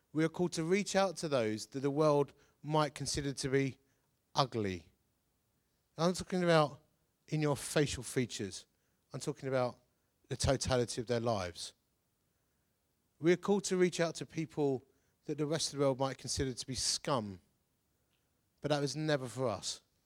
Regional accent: Essex, East of England, United Kingdom; I'm from Essex.

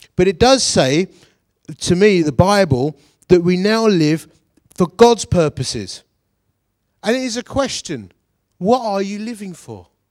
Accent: Dagenham, London, United Kingdom; we come from Dagenham

